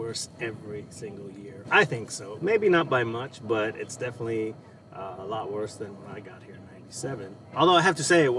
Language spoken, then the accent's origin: English; Los Angeles, California, United States; moved away as an adult; also born or lived in Seattle area, Washington; now in Seattle, United States; I moved up here in 97. What I didn't mention was where I moved from. I moved from Los Angeles. So I grew up in Los Angeles